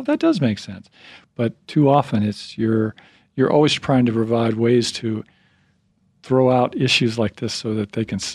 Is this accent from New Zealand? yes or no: no; Kansas, United States; now in Idaho, United States; I'm from Kansas.